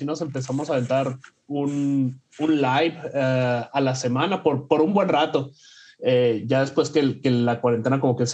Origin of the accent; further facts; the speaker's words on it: Sonora, Mexico; now in Ohio, United States; eh, soy, soy mexicano, soy de, de, Sonora, ahora vivo en, en, en Ohio, en, en, Estados Unidos, de, ahí que saco la, la cura, como le decimos, de que soy un, un sonorense en Ohio.